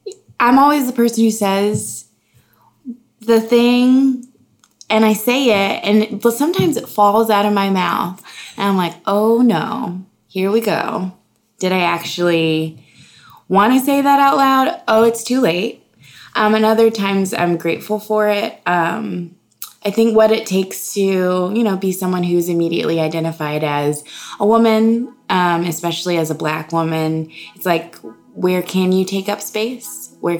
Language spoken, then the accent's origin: English; Houston, Texas, United States; moved away; I'm from Houston, Texas. Uh-huh. I have born and raised, Texas